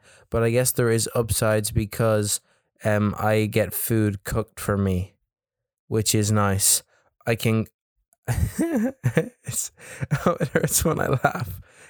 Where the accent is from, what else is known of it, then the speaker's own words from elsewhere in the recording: County Louth, Ireland; I was like, I'm from Louth. And he kept forgetting where I was from. And I had to keep telling the guy I was from Louth.